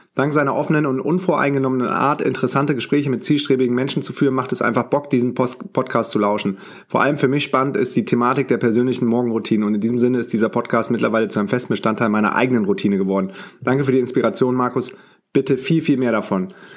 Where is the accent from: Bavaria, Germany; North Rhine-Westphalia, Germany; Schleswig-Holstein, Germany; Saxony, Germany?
North Rhine-Westphalia, Germany; Düsseldorf; moved away; meine Mutter wohnt noch in Düsseldorf, mein Bruder auch, da wo ich herkomme. Ich bin auch gebürtiger Düsseldorfer